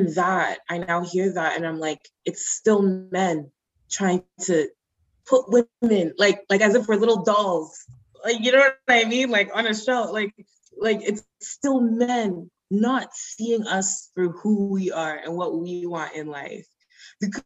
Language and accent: English; Nigeria; I'm Nigerian